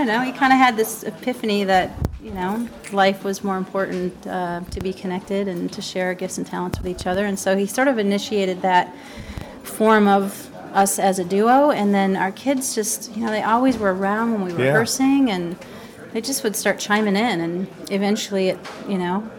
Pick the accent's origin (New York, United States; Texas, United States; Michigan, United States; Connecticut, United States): Michigan, United States; Grand Rapids; I was born in Michigan, Grand Rapids. Really? Yeah. And I'm a Midwest girl, grew up on the Great Lakes, and my husband is from Australia.